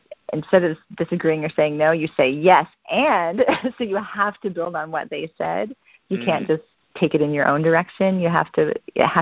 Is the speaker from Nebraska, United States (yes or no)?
yes; Western Nebraska, United States; growing up in Western Nebraska and being a kid